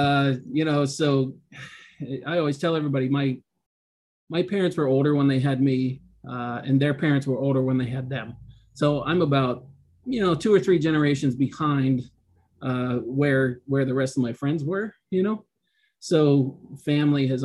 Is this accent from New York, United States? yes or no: no; Western Pennsylvania, United States; I grew up in Western PA on a small farm, about 57 acres.